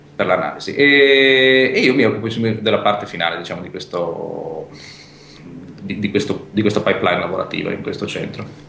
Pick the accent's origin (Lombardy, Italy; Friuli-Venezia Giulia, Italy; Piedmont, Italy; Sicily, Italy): Friuli-Venezia Giulia, Italy; Pordenone; moved away as an adult; now in Trieste, Italy; questo ospedale era nei pressi della mia città natale, che è Pordenone